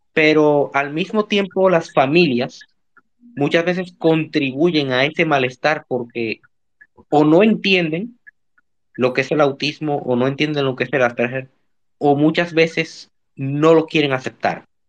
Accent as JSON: {"language": "Spanish", "country": "Dominican Republic", "said": "Sí, soy dominicano."}